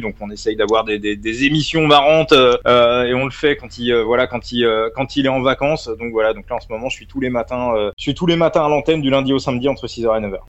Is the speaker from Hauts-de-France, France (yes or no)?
no; Saint-Germain-en-Laye, Île-de-France, France; Je suis né à Saint-Germain-en-Laye, juste à côté du camp des loges. Voilà, j'ai vécu, j'ai grandi à côté.